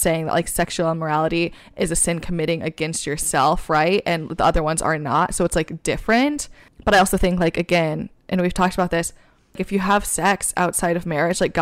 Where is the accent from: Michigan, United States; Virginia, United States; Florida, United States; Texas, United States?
Michigan, United States; accent: Michigan; now in New York, United States; my Michigan accent